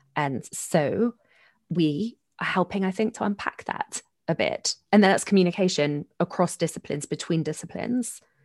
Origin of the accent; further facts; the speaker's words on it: London, United Kingdom; moved away as an adult; now in United States; I grew up in South London, Catholic, attending Catholic schools